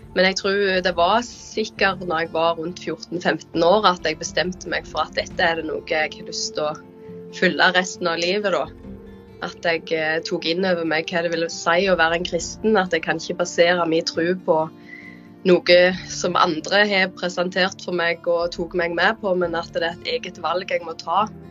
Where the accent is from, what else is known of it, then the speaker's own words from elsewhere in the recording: Jæren, Rogaland, Norway; moved away as an adult; also born or lived in Bergen / Ålesund; now in Indre Troms, Norway; jeg kommer fra Jæren. Jeg er jo oppvokst der, men de siste åra har jeg bodd eh, både i Bergen og Ålesund, og nå Indre Troms